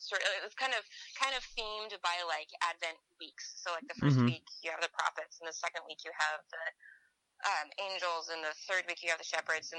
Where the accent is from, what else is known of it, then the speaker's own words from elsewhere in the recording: Pacific Northwest, United States; but I grew up in the Pacific Northwest, and that's where we mostly toured